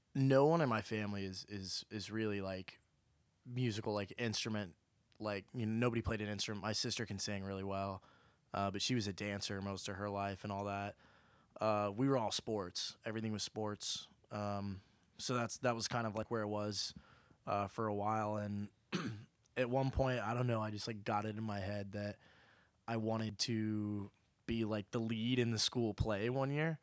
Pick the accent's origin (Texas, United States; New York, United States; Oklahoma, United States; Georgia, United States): Oklahoma, United States; now in Nashville, United States; I'm from Oklahoma